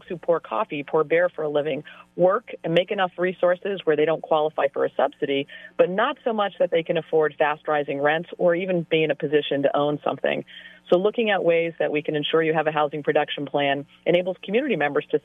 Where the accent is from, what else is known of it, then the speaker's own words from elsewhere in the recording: Salem, Massachusetts, United States; my hometown of Salem